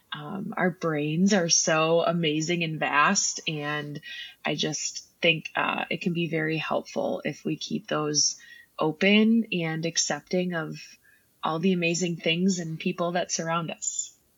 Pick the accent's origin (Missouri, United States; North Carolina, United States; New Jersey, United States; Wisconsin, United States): Wisconsin, United States; Kenosha; also born or lived in Milwaukee, Wisconsin; I was born and raised in Kenosha, Wisconsin, and that's now where I am back